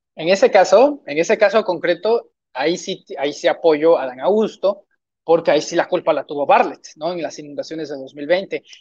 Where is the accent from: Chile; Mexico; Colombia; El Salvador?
Mexico; Tabasco; ni soy de Tabasco